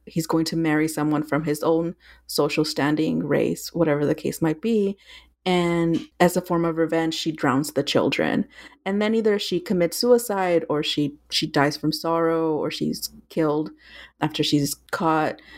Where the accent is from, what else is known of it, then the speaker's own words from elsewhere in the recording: South Texas and Northern Mexico, United States; I grew up in South Texas and Northern Mexico